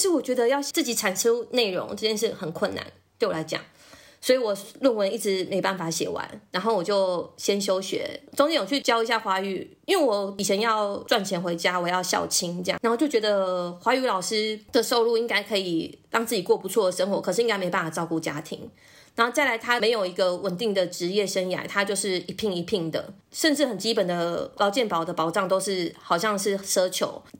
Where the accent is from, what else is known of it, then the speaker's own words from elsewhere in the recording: Taipei, Taiwan; 因为我就是土生土长台北人，都没有离开过家，我又很想要能够去别的县市独立生活一段时间